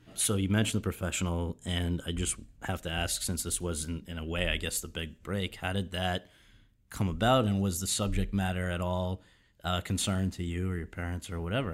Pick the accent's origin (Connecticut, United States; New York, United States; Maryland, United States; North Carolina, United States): Connecticut, United States; Woodbridge; I'm from Woodbridge, Connecticut